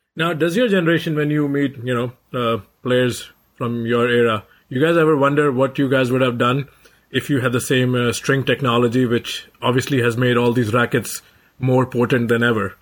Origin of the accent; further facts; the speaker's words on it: India; being an Indian